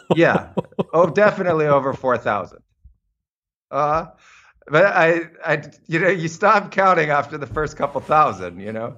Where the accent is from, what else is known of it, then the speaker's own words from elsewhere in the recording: United States; moved away; I was growing up in American suburbia